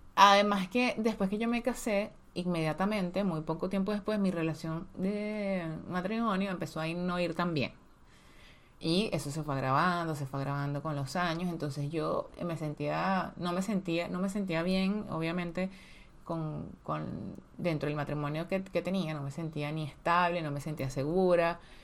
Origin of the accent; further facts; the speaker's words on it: Petare, Miranda, Venezuela; nacimos en Petare, o sea, en la, en la zona más pobre, casi que de Venezuela